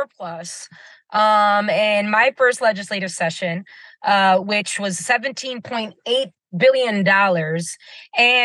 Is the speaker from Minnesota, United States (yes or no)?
yes; St. Paul, Minnesota, United States; I'm Puerto Rican, but growing up in the West Side Barrio, in the community, we celebrated